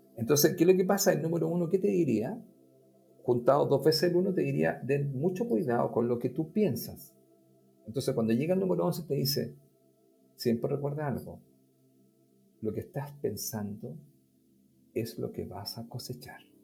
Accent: Chile; nosotros los chilenos

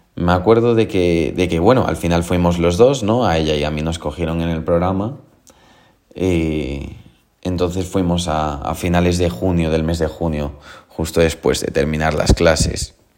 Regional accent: A Coruña, Galicia, Spain; yo vengo de Coruña

